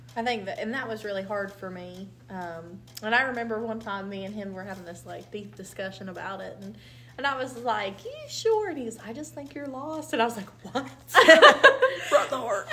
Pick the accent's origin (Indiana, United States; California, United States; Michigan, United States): Indiana, United States; moved away as an adult; also born or lived in Lewis County, Kentucky; I'm from Indiana, so my, I would have to move back to around my parents